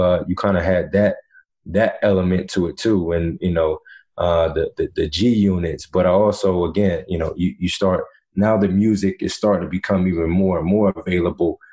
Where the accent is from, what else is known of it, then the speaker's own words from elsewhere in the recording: Virginia, United States; also born or lived in North Carolina; I went to high school, middle school in Virginia